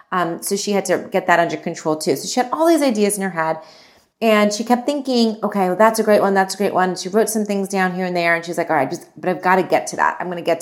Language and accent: English; India; I'm Indian